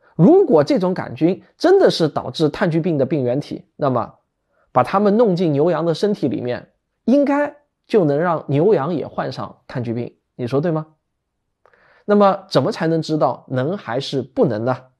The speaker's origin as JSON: {"language": "Chinese", "country": "China", "said": "我们中国人"}